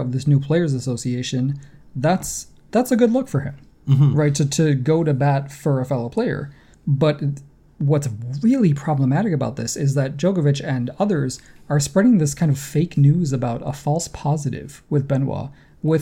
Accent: New York, United States; I grew up in New York State

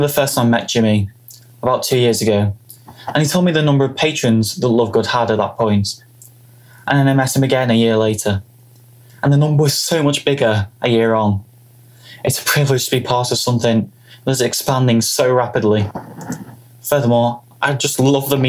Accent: Liverpool, North West England, United Kingdom; I come all the way from Liverpool in England

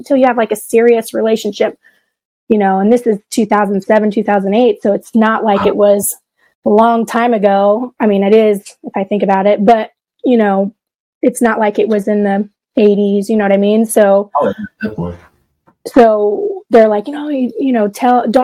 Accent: Florence, Kentucky, United States; accent: twang; grew up in Florence, Kentucky.

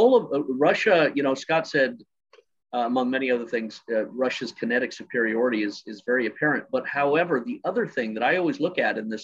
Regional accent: Scotland, United Kingdom; I was born in Scotland.

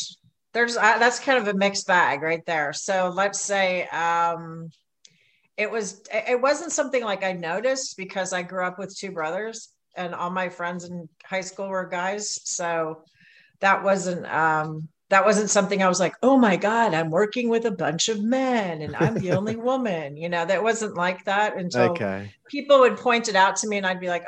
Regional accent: New York, United States; I am a New Yorker

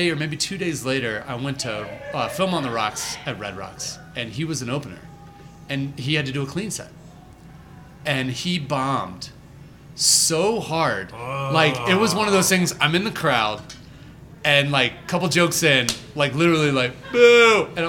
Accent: Birmingham, Alabama, United States; also born or lived in Atlanta, Georgia; now in Denver, United States; I was originally born in Birmingham, Alabama.

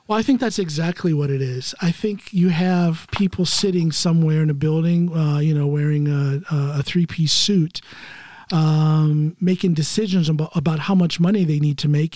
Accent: Ohio, United States; moved away as an adult; also born or lived in Chicago, Illinois; now in Norway; I'm from Ohio, but I lived in Chicago for eight years, right up until we came here to Norway

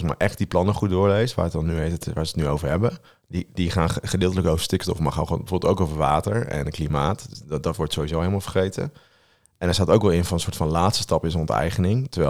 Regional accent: Stroe, Gelderland, Netherlands; waar ik vandaan kom. Uit je hometown? Ja, in mijn hometown.

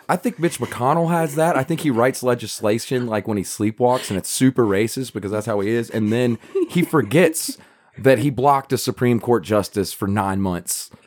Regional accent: United States; we're American.

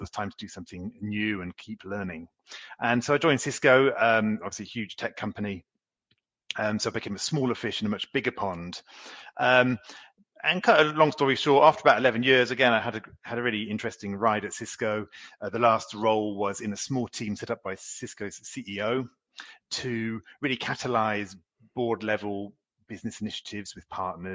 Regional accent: United Kingdom; moved away as an adult; also born or lived in Oxford / Paris; now in France; I'm a Brit, but I've lived in France now for 22 years

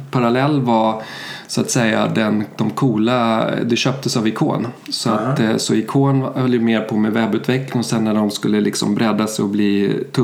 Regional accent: Sweden; also born or lived in Germany; Jag är svensk. Mina föräldrar flyttade till Tyskland på 70-talet

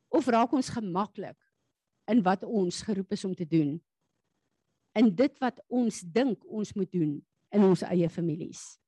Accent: South Africa; Ek en jy is hemelinge, deel van die koninkryk van God wat op aarde as Suid-Afrikaners 'n pad moet loop

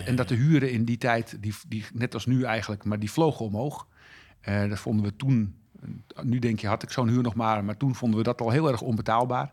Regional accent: Texel, North Holland, Netherlands; ik groeide op op Texel

